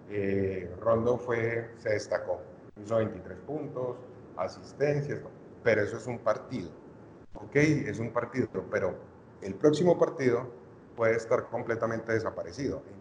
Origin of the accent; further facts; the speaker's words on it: Cali, Valle del Cauca, Colombia; soy de Cali